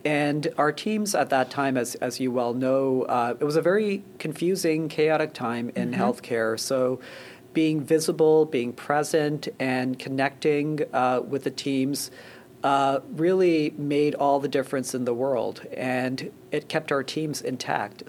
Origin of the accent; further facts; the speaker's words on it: Canada; moved away as an adult; also born or lived in Boston / Philadelphia; now in New Jersey, United States; I grew up in Canada and uh, went to med school in Canada